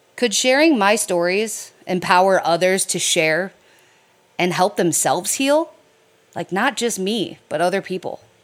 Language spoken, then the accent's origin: English; Detroit, Michigan, United States; I was raised in the Metro Detroit area of Michigan.